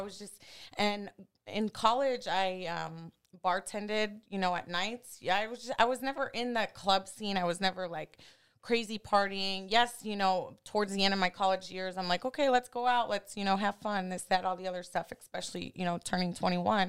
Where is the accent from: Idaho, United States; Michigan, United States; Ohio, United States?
Ohio, United States; Cleveland; moved away; also born or lived in Miami; I was born and raised in Cleveland, Ohio